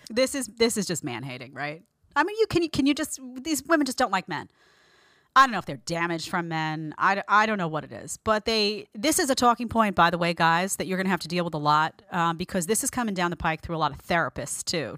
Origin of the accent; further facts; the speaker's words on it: New York City, New York, United States; accent: Brooklyn; If you hear a Brooklyn accent, it's 'cause I'm from Brooklyn